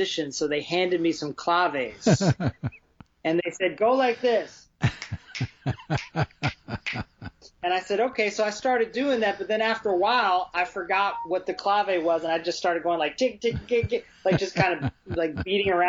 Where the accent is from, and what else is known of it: Columbia, Maryland, United States; born or raised there; also born or lived in Baltimore